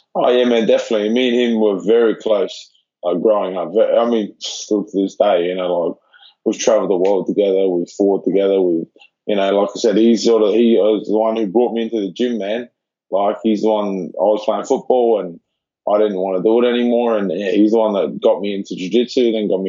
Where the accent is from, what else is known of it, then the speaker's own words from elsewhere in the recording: Adelaide, South Australia, Australia; moved away as an adult; I'm a kid from Adelaide